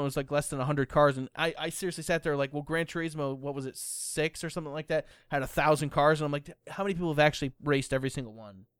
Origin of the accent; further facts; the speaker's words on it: United States; I'm American. I speak English